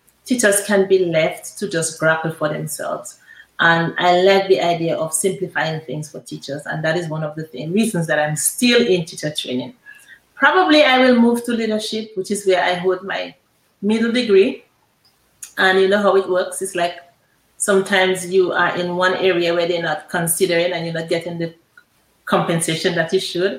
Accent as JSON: {"language": "English", "country": "Dominica", "tie": "born or raised there", "also_born_or_lived": "U.S. Virgin Islands", "moved": "as an adult", "said": "I am from Dominica, of course. I was born and raised in Dallas"}